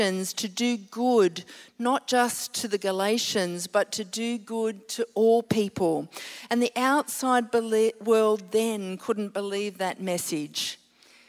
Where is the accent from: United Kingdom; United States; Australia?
Australia; Queensland; now in Sydney, Australia; I'm a Queenslander. This is coming home for me. I'm living in Sydney now